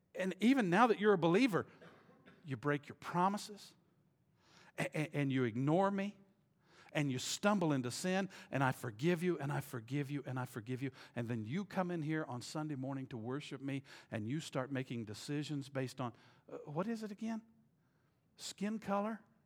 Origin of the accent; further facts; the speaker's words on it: the South, United States; I was raised in the South